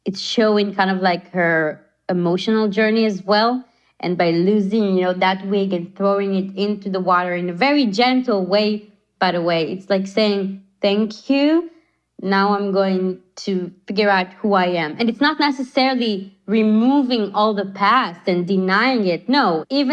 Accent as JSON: {"language": "English", "country": "Israel", "said": "I am from Israel"}